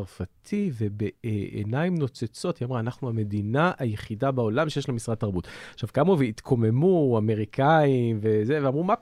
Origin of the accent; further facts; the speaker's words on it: France; Hebrew is a second language; על המקום שלנו כצרפתים, מה אנחנו נותנים לעולם ומה העולם אה, אה, מקבל מאיתנו